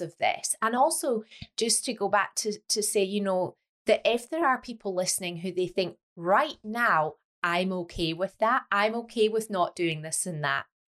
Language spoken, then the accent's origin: English; Scotland, United Kingdom; now in Leeds, United Kingdom; I am Scottish